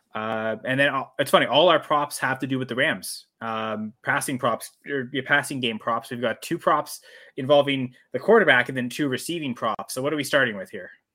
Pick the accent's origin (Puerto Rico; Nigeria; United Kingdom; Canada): Canada; I'm Canadian